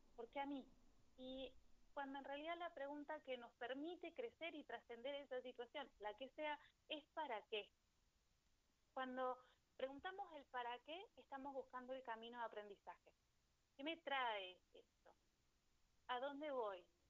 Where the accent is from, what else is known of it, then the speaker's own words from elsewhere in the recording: Neuquén, Argentina; Yo soy de Neuquén